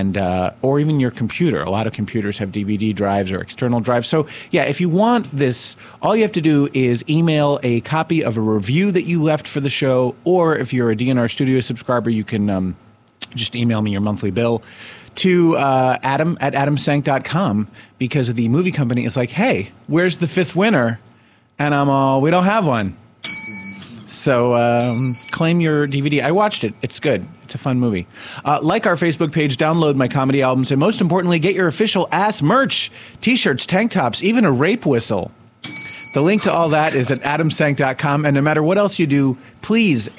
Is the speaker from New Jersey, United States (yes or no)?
yes; Summit, New Jersey, United States; my hometown of Summit, New Jersey